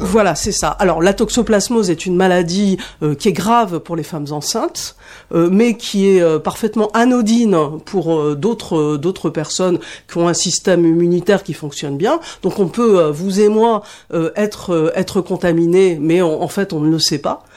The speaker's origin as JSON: {"language": "French", "town": "Paris", "region": "Île-de-France", "country": "France", "said": "je suis parisienne"}